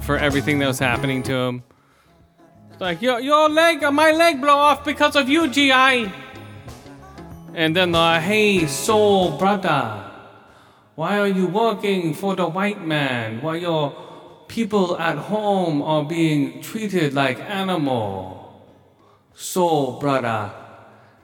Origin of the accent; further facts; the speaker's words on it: Thailand; moved away; No, I was born in Thailand.